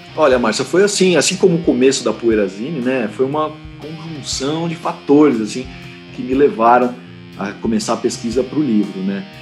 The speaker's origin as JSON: {"language": "Portuguese", "country": "Brazil", "said": "Sim, sou brasileiro."}